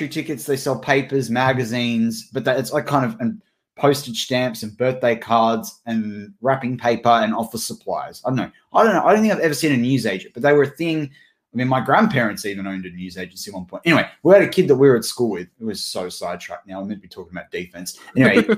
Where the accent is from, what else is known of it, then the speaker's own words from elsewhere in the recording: Australia; We're Australian here